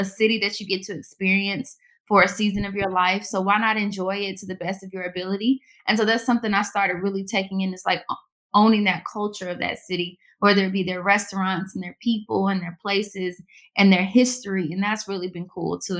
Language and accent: English; the South, United States; moved away as an adult; also born or lived in Pittsburgh / New York / South Florida; I'm from the South